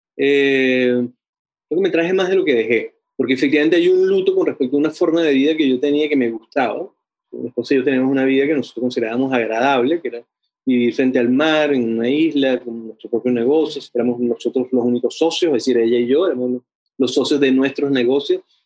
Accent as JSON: {"language": "Spanish", "country": "Venezuela", "moved": "yes", "lives_now": "Chile", "said": "soy venezolano"}